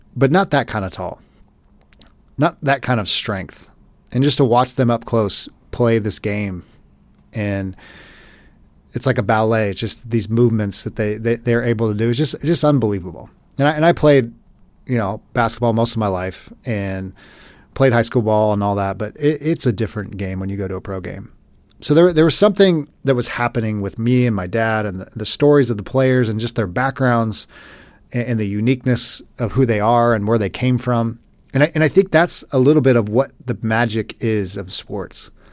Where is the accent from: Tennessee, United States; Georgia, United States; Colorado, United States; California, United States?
California, United States; Los Angeles; moved away as an adult; I grew up in Los Angeles till I was about twenty-five. Moved away, never moved back, but L A's my home.